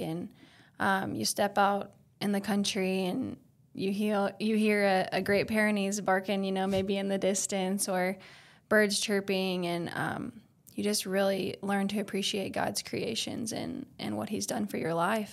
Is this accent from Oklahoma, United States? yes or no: yes; Oklahoma, United States; I was born and raised in Oklahoma.